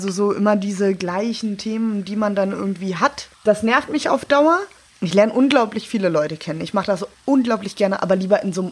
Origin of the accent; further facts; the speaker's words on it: Berlin, Germany; Ich hab, bin eine Berlinerin, sehr spät.